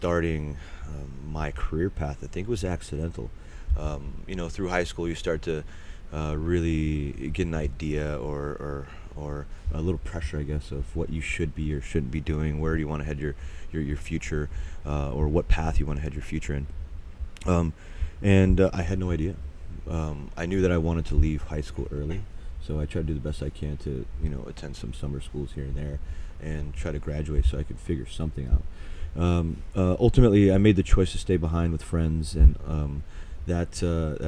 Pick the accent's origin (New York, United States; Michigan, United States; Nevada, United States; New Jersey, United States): Nevada, United States; Las Vegas; I was born in Las Vegas, Nevada, believe it or not, in 1984, and pretty much grew up in what would be the city of sin